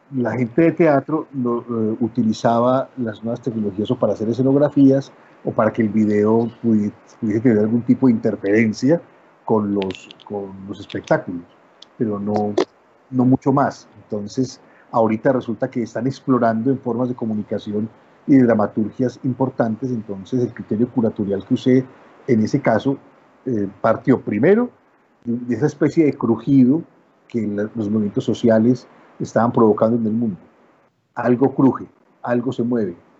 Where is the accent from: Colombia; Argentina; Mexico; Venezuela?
Colombia; como decimos en Colombia